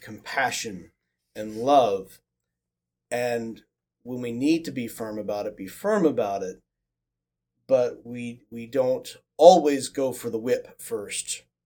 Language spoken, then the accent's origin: English; Midwest, United States; moved away; growing up in the Midwest